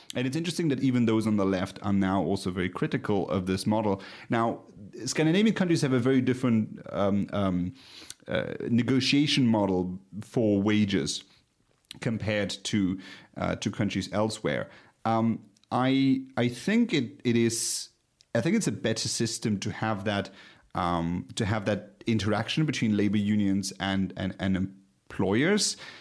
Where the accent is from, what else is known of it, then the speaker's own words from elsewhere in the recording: Luxembourg; my home country, Luxembourg